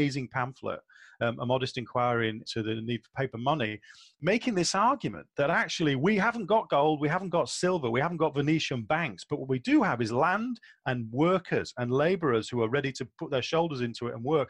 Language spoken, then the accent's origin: English; England, United Kingdom; I'm an Englishman